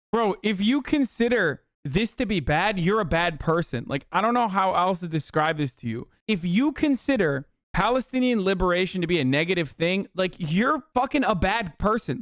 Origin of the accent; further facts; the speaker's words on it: Turkey; moved away; I grew up in Turkey and I'm white